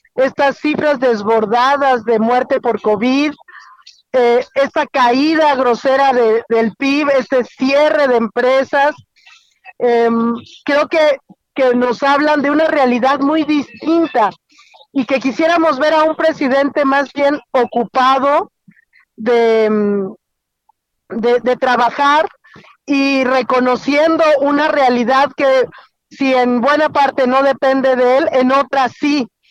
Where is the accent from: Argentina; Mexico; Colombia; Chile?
Mexico; Querétaro; de hecho voy camino a mi tierra, eh, voy en carretera hacia Querétaro